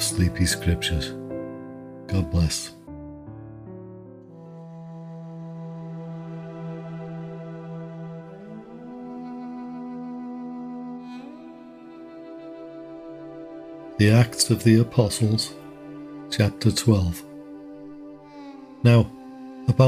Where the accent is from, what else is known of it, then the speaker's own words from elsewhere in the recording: Liverpool, North West England, United Kingdom; moved away as an adult; also born or lived in Cheshire / Canada / Texas; As for my accent, well, you guessed it, I was born and raised in Liverpool.